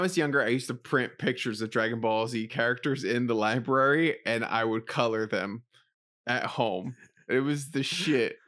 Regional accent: New York City, New York, United States; I grew up in the Bronx

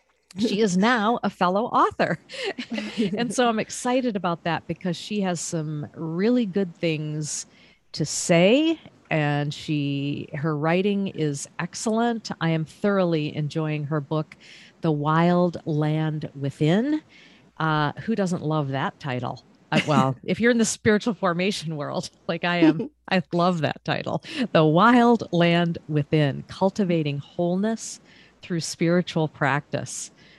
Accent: Maine, United States; a lot of people know that I'm from Maine originally. And I like to keep people thinking that I grew up there my entire life, but that's not true.

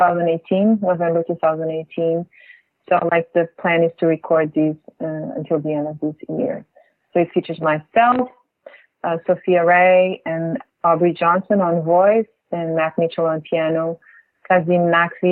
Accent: Lisbon, Portugal; now in New York, United States; I'm from Lisbon

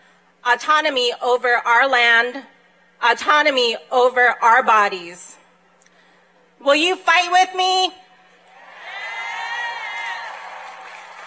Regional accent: Pine Ridge Indian Reservation, South Dakota, United States; I am Ogallala Lakota from the Pine Ridge Indian Reservation.

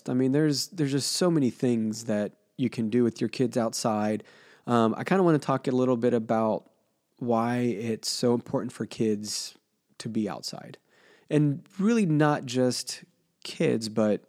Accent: Cincinnati, Ohio, United States; growing up in Cincinnati, at my grandparents' house

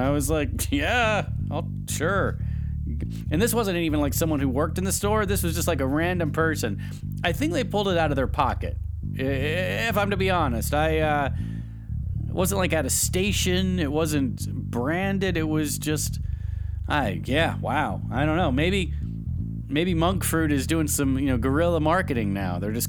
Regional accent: the South, United States; because I used to put sugar in my tea because I like a little sweet tea, because I'm from the South and that's what we drink.

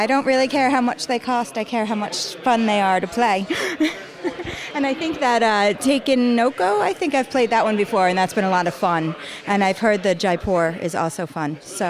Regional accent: United States; I'm American and I'm lazy, so I got a boxed mixed of a cinnamon cake, which is very hard to find around here anyway

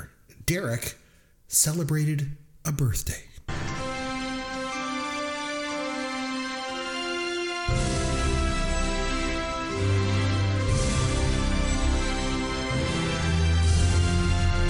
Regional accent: Bruce County, Ontario, Canada; moved away; my hometown back over in Bruce County

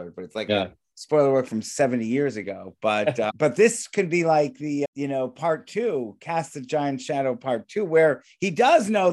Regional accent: California, United States; I'm from California

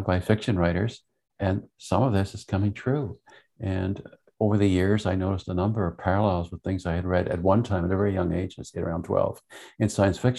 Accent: Montreal, Quebec, Canada; also born or lived in Vermont, United States; I grew up in Montreal

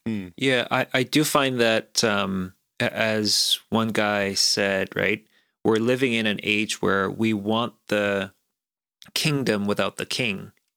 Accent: South Korea; moved away; I grew up in a slightly different environment growing up in South Korea.

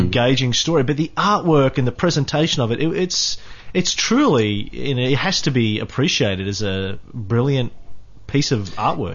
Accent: country Queensland, Australia; I grew up in um, country Queensland

